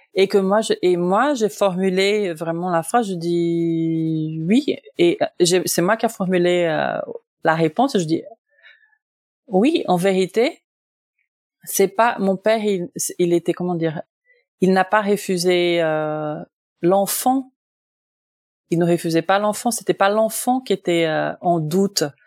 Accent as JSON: {"language": "French", "country": "Brazil", "tie": "born or raised there", "moved": "as an adult", "lives_now": "France", "said": "je suis brésilienne de naissance"}